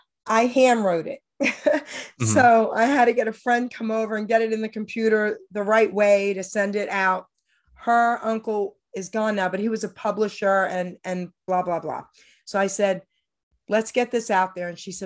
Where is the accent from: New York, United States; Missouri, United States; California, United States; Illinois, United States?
New York, United States; Long Island City; I came from New York, Long Island City, and I was, only going into seventh grade.